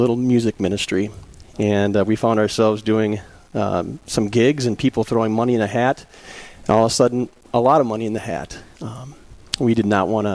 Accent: Lewiston, Minnesota, United States; I was born and raised in Lewiston, Minnesota, which is just 10 miles from here in St. Charles

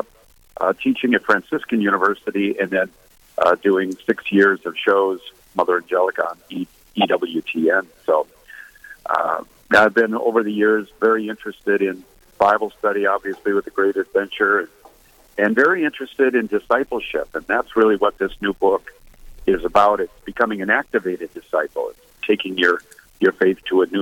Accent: Twin Cities, Minnesota, United States; moved away as an adult; also born or lived in Dallas, Texas; I grew up Catholic in the Twin Cities

